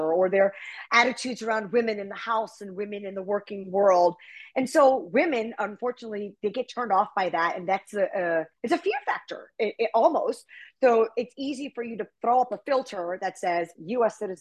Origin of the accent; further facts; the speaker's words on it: United States; I'm from America